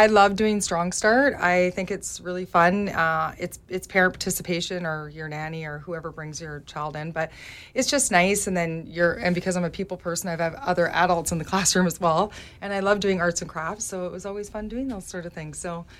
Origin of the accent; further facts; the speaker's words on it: Burnaby, British Columbia, Canada; also born or lived in Langley / Cloverdale; now in Mission, Canada; So quickly, I was born in Langley, BC. And then I guess I grew up in my childhood life in Burnaby, and then my early adult life in Cloverdale. And then 8 years ago, I made my way to Mission.